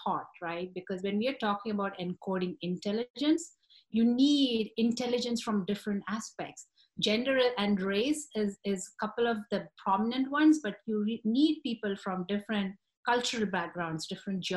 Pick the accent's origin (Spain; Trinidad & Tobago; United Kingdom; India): India; moved away as an adult; now in United States; I grew up in India